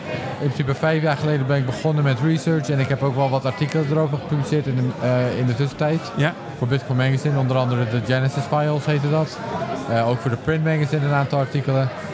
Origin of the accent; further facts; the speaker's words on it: Netherlands; also born or lived in England; Ik ben opgegroeid in Nederland